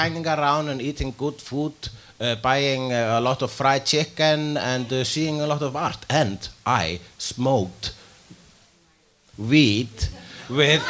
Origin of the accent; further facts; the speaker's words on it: Iceland; I am an Icelandic person.